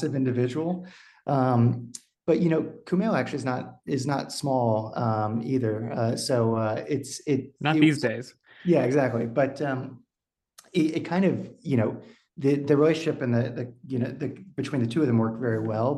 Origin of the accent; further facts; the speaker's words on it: Texas, United States; moved away as an adult; also born or lived in Austin, Texas; now in Los Angeles, United States; I was born and raised in Texas, but I live